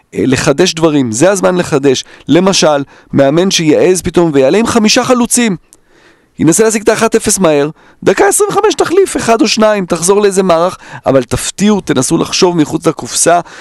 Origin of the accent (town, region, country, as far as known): Israel; born or raised there; also born or lived in Netherlands